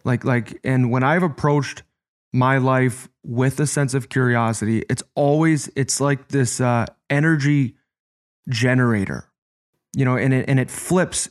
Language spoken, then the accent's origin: English; Chicago, Illinois, United States; I'm from Chicago, so I grew up in our youth hockey city